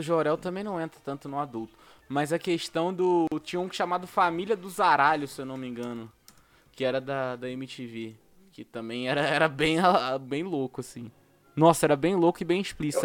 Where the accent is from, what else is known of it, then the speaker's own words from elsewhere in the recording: Rio de Janeiro, Brazil; para mim que sou do Rio de Janeiro